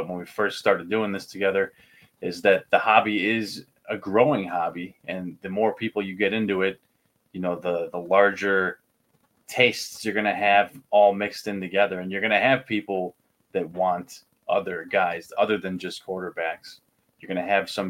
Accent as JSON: {"language": "English", "region": "Illinois", "country": "United States", "tie": "born or raised there", "said": "my hometown or home state college."}